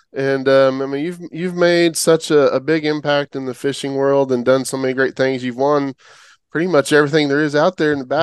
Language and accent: English; Oklahoma, United States; I grew up in Oklahoma my whole life